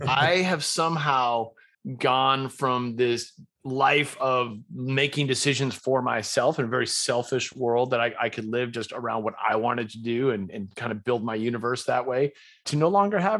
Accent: Winchester, Massachusetts, United States; moved away as an adult; also born or lived in Las Cruces, New Mexico; raised in a small suburb right outside of Boston called Winchester, Massachusetts.

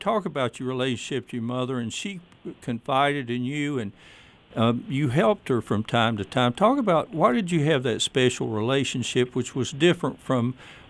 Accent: East Tennessee, United States; also born or lived in Johnson City, Tennessee; I grew up in East Tennessee

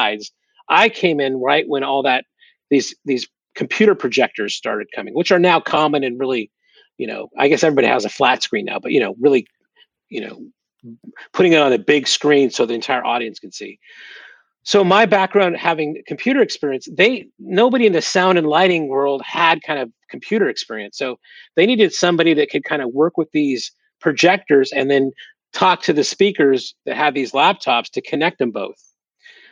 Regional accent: Seattle, Washington, United States; also born or lived in Southern California / South Florida; now in Huntington Beach, United States; I was born up in the Seattle area, so in the Northwest. But I've been here since, you know, I guess my dad got transferred out here in the early 80s. So I, you know, came here to high school and then college

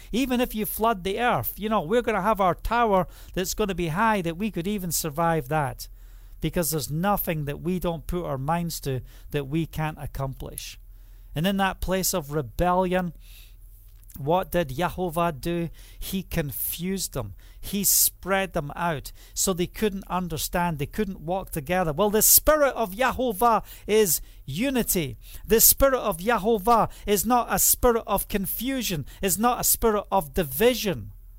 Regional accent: Scotland, United Kingdom; But the reality is, I'm Scottish. And just think about who you are and where you're from.

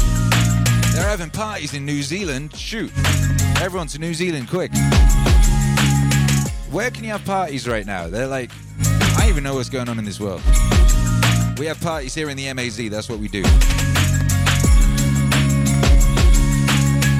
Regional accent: Wales, United Kingdom; I grew up in Wales and I speak some Welsh

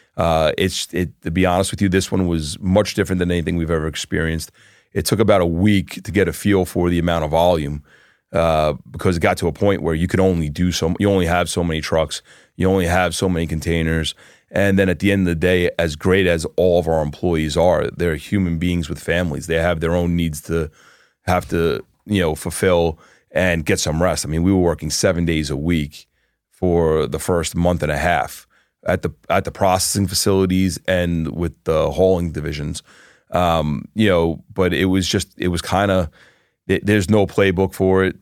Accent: New York, United States; now in Florida, United States; I was born in New York, uh, Floridian since two thousand

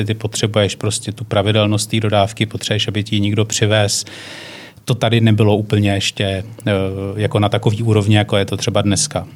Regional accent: Czechia; jako Češi

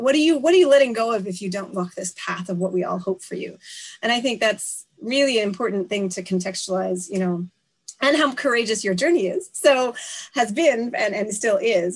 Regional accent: Canada; now in Japan; I am a Canadian political scientist living and working in Japan

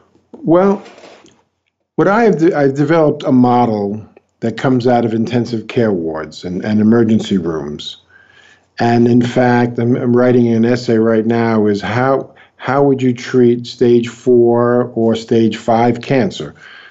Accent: New York, United States; now in Brazil; New York.

